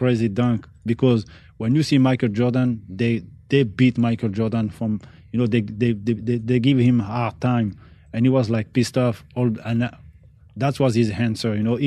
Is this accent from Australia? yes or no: no; France; I'm born in France. Mm. No, my parents, I'm from Algeria